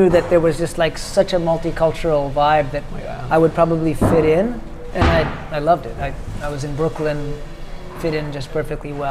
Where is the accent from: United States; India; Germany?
India; I grew up in India and I, I can speak Hindi